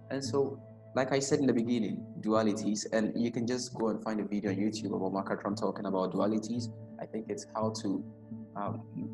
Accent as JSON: {"language": "English", "country": "Ghana", "tie": "born or raised there", "said": "I personally growing up in Ghana"}